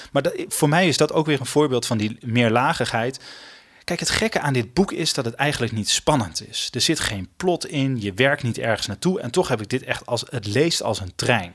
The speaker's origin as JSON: {"language": "Dutch", "town": "Usquert", "region": "Groningen", "country": "Netherlands", "tie": "born or raised there", "accent": "Gronings", "said": "ik ben opgegroeid in Noord-Groningen. Ehm, ik ben geboren in de stad. Maar ik ben daarna naar een klein dorpje gegaan, Uskort. Daar heb ik vijf jaar gewoond."}